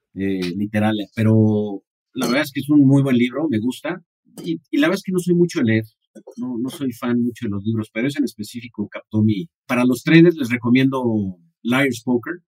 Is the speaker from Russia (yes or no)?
no; San Diego, California, United States; now in Mexico; solamente crecí en San Diego